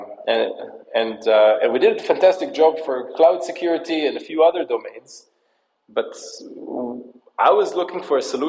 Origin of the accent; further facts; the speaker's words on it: United States; also born or lived in Israel; I was born in Israel, but I actually grew up in the New York, New Jersey area.